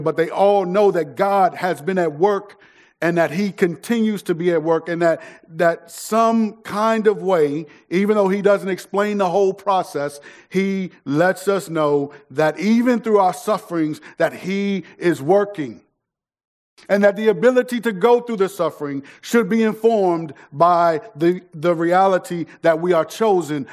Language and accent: English; United States; if we get a passport, our citizenship will say that we're from the United States of America